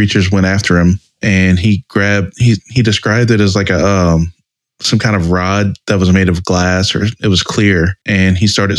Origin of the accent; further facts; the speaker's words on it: South Louisiana, United States; also born or lived in New Mexico; we grew up in South Louisiana